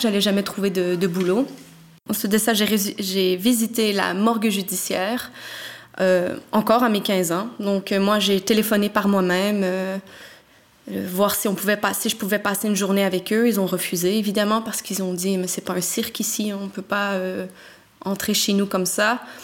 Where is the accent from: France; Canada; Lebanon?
Canada; Montreal, Quebec; now in Belgium; j'ai trente-trois ans, je viens de Montréal et je suis thanatopractrice